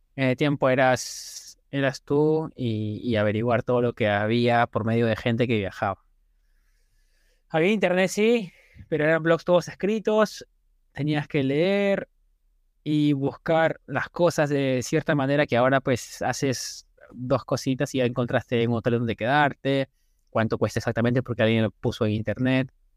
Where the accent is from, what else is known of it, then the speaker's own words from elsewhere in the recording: Lima, Peru; moved away as an adult; also born or lived in Thailand; now in New York, United States; Yo soy limeño, de pura cepa, breñense. Crecí toda mi vida en Breña